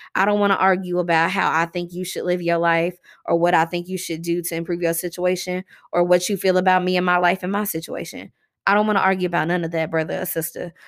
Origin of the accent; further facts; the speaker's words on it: Louisville, Kentucky, United States; here in my hometown